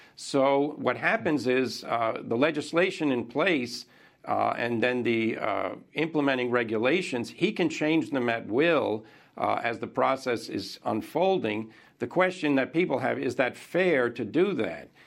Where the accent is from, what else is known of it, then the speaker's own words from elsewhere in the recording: United States; as an American